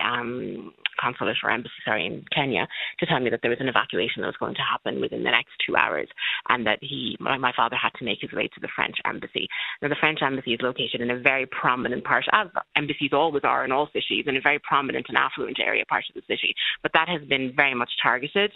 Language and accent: English; Castlebar, Connacht, Ireland; moved away as an adult; also born or lived in Sudan; now in Dublin, Ireland; I've lived here since I was 3 years old. He's an obstetrician. I grew up in Castlebar